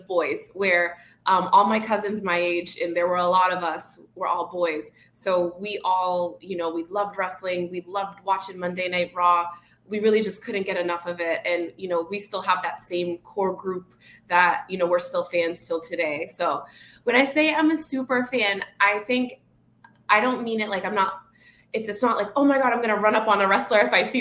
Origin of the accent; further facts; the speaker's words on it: Boston, Massachusetts, United States; now in Miami, United States; I'm originally from Boston, so very big wrestling town